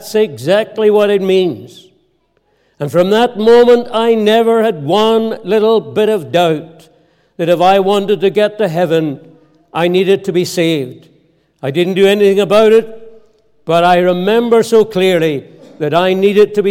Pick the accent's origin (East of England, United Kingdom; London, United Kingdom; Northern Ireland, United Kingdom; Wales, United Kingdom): Northern Ireland, United Kingdom; Ballymena; also born or lived in Scotland; I was reared here in Ireland. We lived with my grandparents out in the heart of the country, outside Ballymena